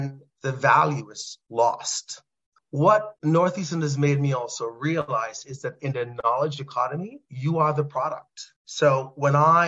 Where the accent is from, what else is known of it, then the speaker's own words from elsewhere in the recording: Trinidad & Tobago; moved away; a young boy growing up in Trinidad and Tobago.